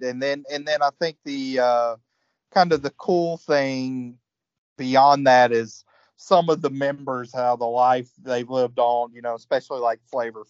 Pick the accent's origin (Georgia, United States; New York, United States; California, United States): Georgia, United States; I grew up in Georgia